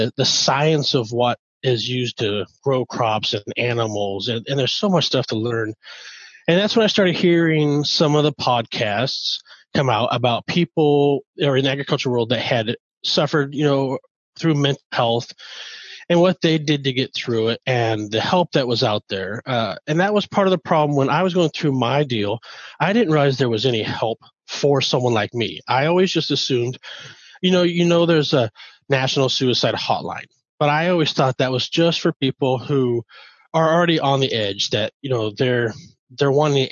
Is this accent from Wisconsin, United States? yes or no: no; Northern California, United States; born or raised there; moved away as an adult; also born or lived in Omaha, Nebraska; now in Nebraska, United States